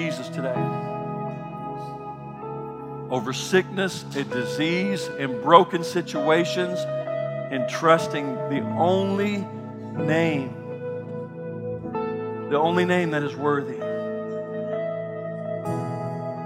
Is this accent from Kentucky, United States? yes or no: yes; Kentucky, United States; I grew up in Kentucky. We had a farm